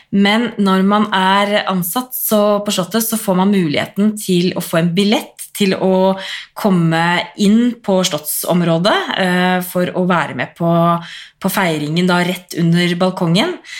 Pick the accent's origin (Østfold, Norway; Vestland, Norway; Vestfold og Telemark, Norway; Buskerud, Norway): Buskerud, Norway; Drammen; jeg er fra Konnerud, mm. og det ligger jo så mye høyere enn Drammen